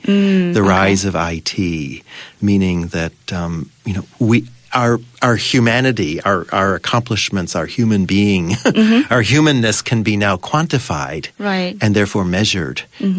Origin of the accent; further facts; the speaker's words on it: Ann Arbor, Michigan, United States; in my hometown of Ann Arbor, Michigan